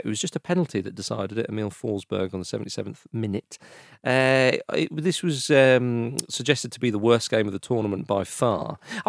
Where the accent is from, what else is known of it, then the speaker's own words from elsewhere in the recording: United Kingdom; It was no football, please. We're British.